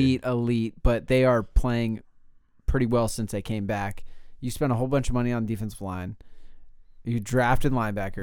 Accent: California, United States; I'm from California

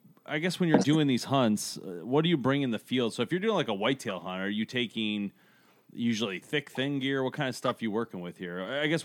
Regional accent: Michigan, United States; we're from Michigan.

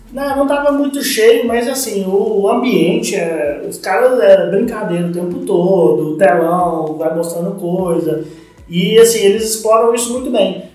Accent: Franca, São Paulo, Brazil; quando eu voltei para Franca, em 99, meu pai tinha uma escolinha de basquete aqui

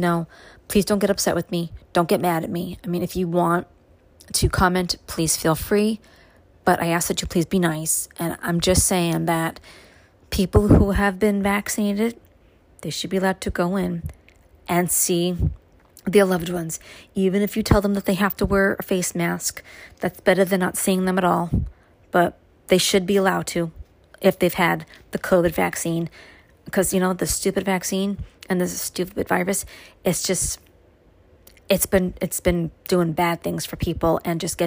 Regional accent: New York City, New York, United States; now in upstate New York, United States; my growing up in Brooklyn

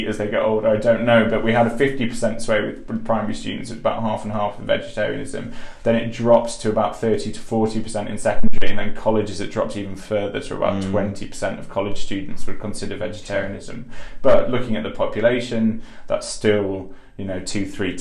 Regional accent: Yorkshire and the Humber, United Kingdom; I'm from Yorkshire

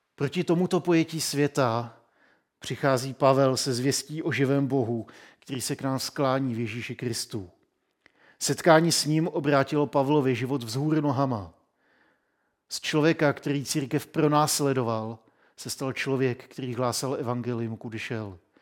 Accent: Czechia

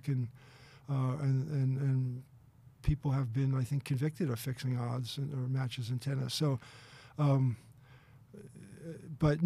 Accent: Philadelphia, Pennsylvania, United States; now in Boston, United States; I'm from Philadelphia originally, and as a kid, I used to sell newspapers at the Eagles game

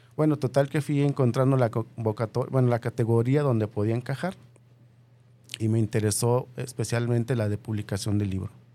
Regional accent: Michoacán, Mexico; now in Guadalajara, Mexico; vengo de Michoacán

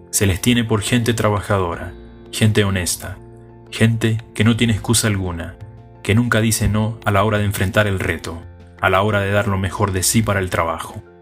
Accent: Venezuela; Somos buenos, somos útiles, somos productivos, somos venezolanos

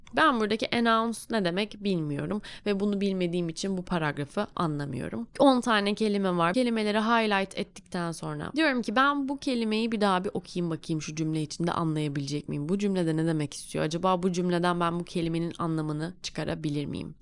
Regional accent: Turkey; Biz Türküz.

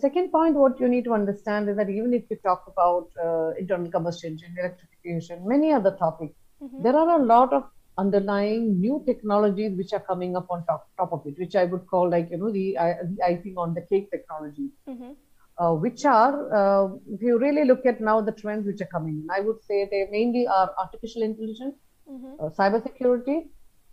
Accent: India; also born or lived in Germany; it was a matter of pride that we are from India

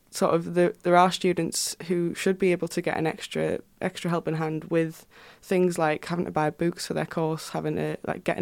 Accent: Houghton-le-Spring, North East England, United Kingdom; I come from Houghton-le-Spring which is like a you know small town in between sunderland and durham

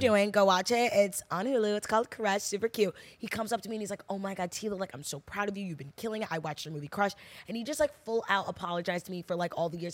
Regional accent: New Jersey, United States; I'm from New Jersey

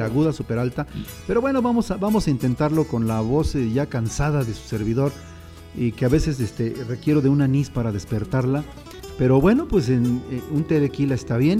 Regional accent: a town called Cambay, State of Mexico, Mexico; yo vengo de un pueblo que se llama Cambay, aquí en el Estado de México

